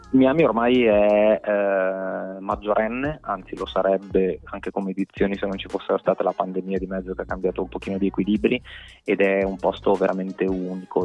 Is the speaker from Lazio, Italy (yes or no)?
no; Domodossola, Piedmont, Italy; moved away as an adult; now in Milan, Italy; per quanto amassi la mia terra, sono un appassionato di montagna, per cui amo Domodossola